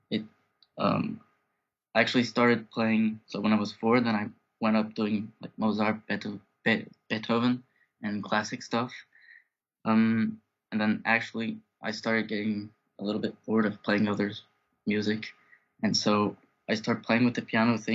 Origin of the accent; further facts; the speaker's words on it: Paris, Île-de-France, France; also born or lived in United States; I'm from Paris. Uh, I was actually born in the US, but I live in Paris uh, right now.